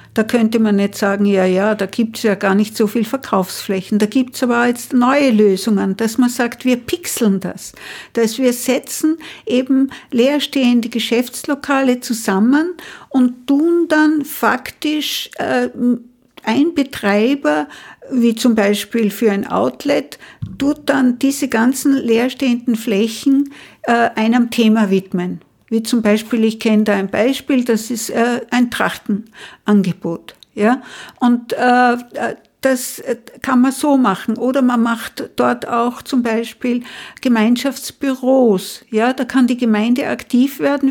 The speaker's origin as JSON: {"language": "German", "town": "Unterach am Attersee", "region": "Upper Austria", "country": "Austria", "tie": "born or raised there", "also_born_or_lived": "Mondsee / Salzburg", "moved": "as an adult", "lives_now": "Vienna, Austria", "said": "ich bin am Land geboren, in Unterach am Attersee und habe dann die Schule in Mondsee und in Salzburg, aber auch in Unterach besucht"}